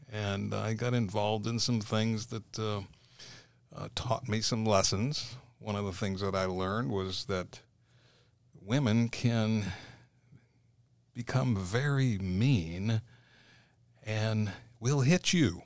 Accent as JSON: {"language": "English", "town": "St. Petersburg", "region": "Florida", "country": "United States", "tie": "born or raised there", "also_born_or_lived": "Pasco County, Florida", "said": "I was born and raised in Saint Petersburg, so I'm a true Floridian"}